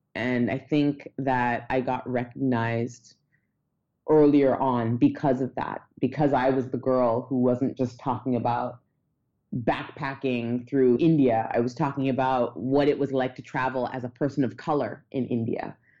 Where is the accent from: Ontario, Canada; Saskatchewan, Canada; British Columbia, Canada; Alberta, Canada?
Ontario, Canada; Toronto; I grew up in Toronto.